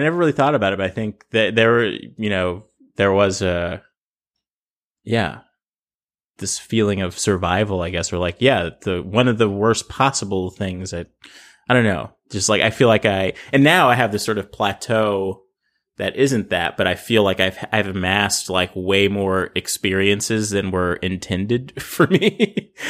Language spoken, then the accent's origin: English; Los Angeles, California, United States; I grew up in South Central L